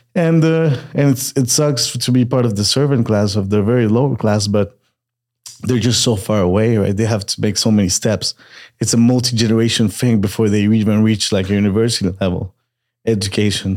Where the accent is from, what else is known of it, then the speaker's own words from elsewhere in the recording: Montreal, Quebec, Canada; moved away as an adult; also born or lived in Peru / Austin, Texas / Querétaro, Mexico; now in Mexico City, Mexico; I was born in Peru. Uh, and I moved to Canada when I was a kid. Montreal, Canada, uh, which is French Canada, for those that don't know. I grew up there.